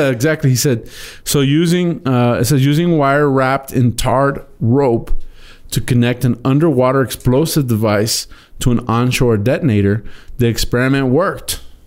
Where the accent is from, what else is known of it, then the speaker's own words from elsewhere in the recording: Texas, United States; I'm a Texan